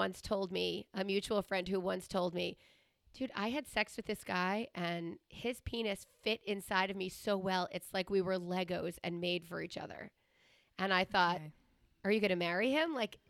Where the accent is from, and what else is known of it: Long Island, New York, United States; born or raised there; also born or lived in Queens, New York